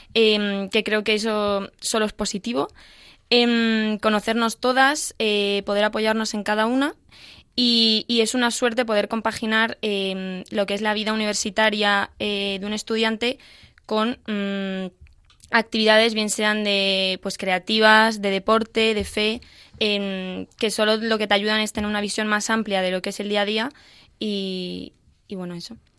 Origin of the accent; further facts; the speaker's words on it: A Coruña, Galicia, Spain; Coruña, de donde soy